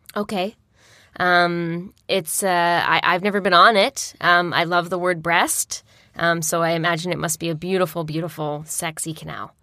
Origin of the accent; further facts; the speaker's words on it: Peterborough, Ontario, Canada; moved away; also born or lived in Nantes, France; I grew up in East City